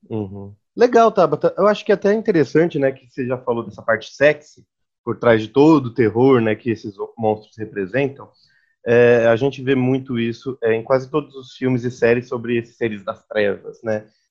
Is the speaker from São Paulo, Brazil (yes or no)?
yes; São Paulo, Brazil; nós somos de São Paulo